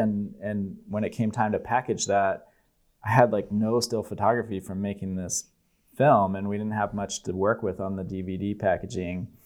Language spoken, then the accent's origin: English; United States; being like an American kid from a fairly normal, not conservative, but middle of the road politics family